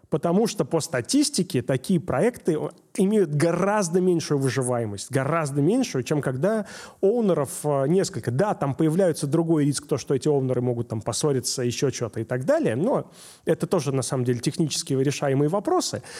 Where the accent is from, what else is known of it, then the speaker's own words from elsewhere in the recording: Saint Petersburg, Russia; я из Питера